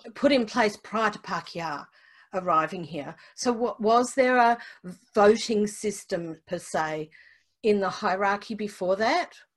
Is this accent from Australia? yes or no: yes; Australia; as an Australian who commutes across there a lot